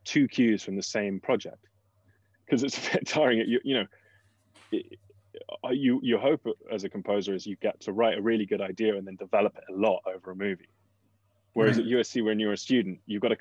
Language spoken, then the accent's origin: English; England, United Kingdom; moved away as an adult; when you come from England, where at the time it was pretty cheap to go to undergrad